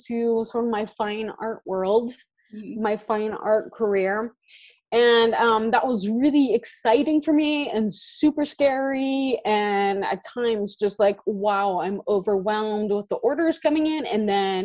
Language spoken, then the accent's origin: English; California, United States; moved away as an adult; now in Norway